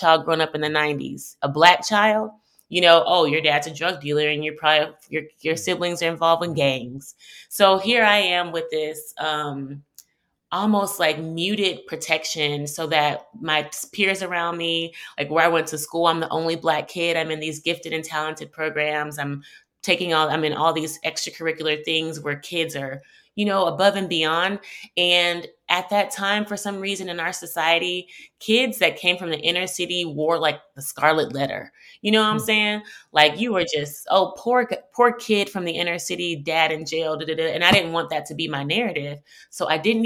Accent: Houston, Texas, United States; also born or lived in New York; I'm originally from Houston. I grew up in Third Ward

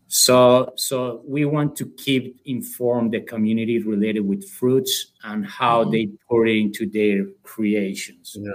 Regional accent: Colombia; accent: South American; moved away as an adult; now in United States; I'm from Colombia. Um, okay. So uh, I came here in 2015 in order to work with this company

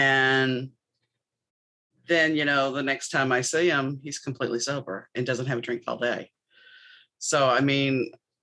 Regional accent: New Orleans, Louisiana, United States; I grew up in New Orleans

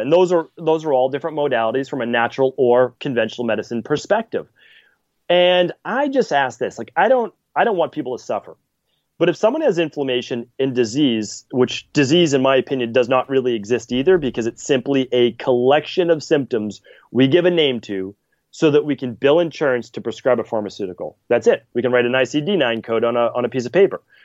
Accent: Medford, Massachusetts, United States; I'm from Medford, Massachusetts

